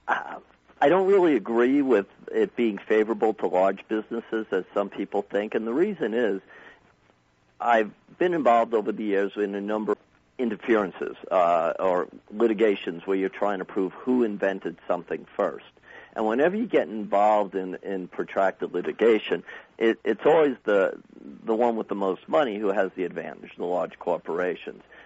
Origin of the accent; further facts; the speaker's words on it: New York, United States; now in Arizona, United States; I was originally from New York.